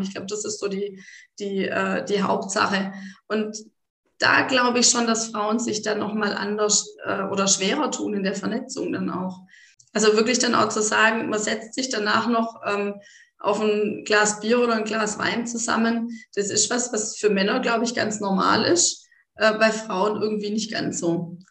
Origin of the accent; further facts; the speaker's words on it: Baden-Württemberg, Germany; bei uns in Baden-Württemberg